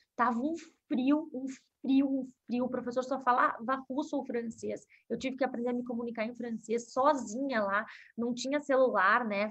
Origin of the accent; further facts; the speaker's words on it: Porto Alegre, Rio Grande do Sul, Brazil; eu sou gaúcha, né? Nasci em Porto Alegre e eu comecei a, a estudar música nova com seis, sete anos.